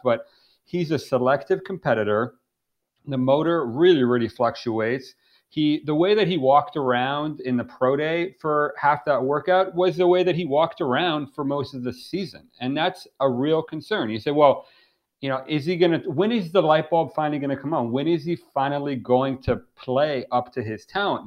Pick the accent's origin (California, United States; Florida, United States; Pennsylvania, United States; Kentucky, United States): Florida, United States; Miami; I'm from, I'm born and raised in Miami